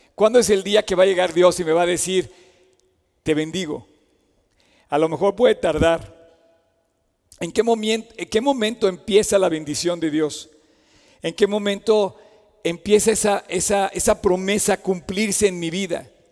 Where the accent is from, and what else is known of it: Mexico